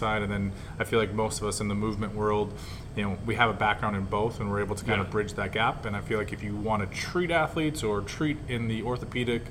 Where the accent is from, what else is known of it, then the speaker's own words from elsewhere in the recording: Minnesota, United States; moved away; I'm originally from Minnesota